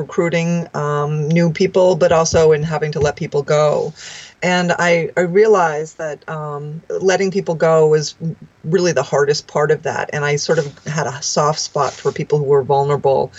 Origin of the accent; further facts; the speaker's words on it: outside of New York City, United States; moved away as an adult; also born or lived in Washington, D.C.; I grew up outside of New York City